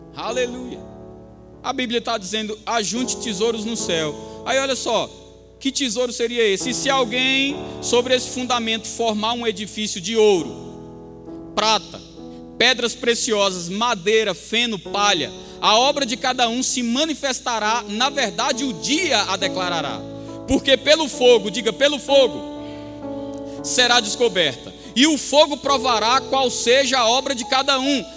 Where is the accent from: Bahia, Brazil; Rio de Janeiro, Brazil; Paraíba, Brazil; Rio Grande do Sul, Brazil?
Paraíba, Brazil; Campina Grande; moved away; com 14 anos. Quando eu estava lá em Campina Grande